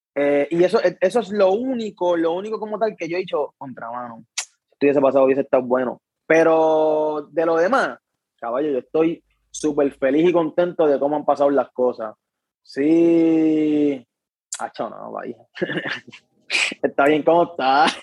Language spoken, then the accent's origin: Spanish; Luquillo, Puerto Rico; also born or lived in Fajardo; yo también crecí en Luquillo